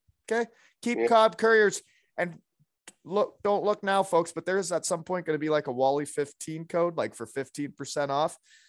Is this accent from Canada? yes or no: yes; Elmira, Ontario, Canada; My hometown, which is a small town like Trail, British Columbia, or used to be. Now it's getting bigger